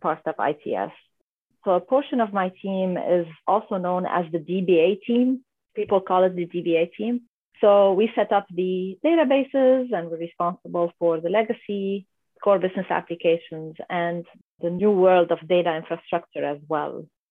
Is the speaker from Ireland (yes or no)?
no; Lebanon; moved away as an adult; now in San Diego, United States; I'm originally from Lebanon, uh, mm-hmm. from a little country in the Middle East by the Mediterranean Sea called Lebanon. And so I was born and raised there